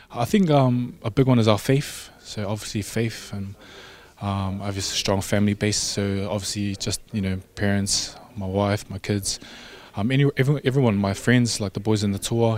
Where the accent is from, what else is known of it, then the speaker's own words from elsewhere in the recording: Samoa; I'm from Mangyangi, Ngofali, Malie, yeah, Moenga